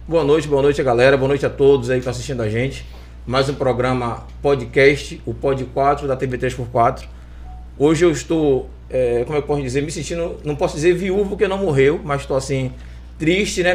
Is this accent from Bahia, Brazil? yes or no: yes; Salvador, Bahia, Brazil; now in Lauro de Freitas, Brazil; Eu, como bom baiano, tenho 46 anos. Nasci aqui na Bahia, nasci em Salvador, né? moro aqui em Lauro há mais de 30